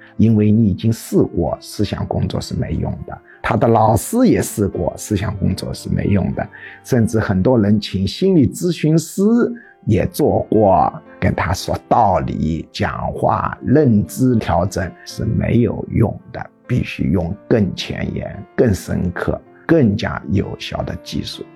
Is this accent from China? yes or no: yes; China; 我们中国人